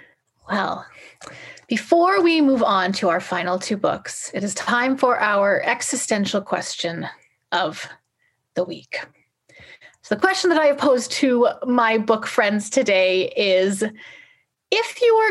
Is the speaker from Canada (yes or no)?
yes; Nelson, British Columbia, Canada; now in Vancouver, Canada; they know I'm from Nelson. And I kind of enjoy that. I like that connection to my hometown.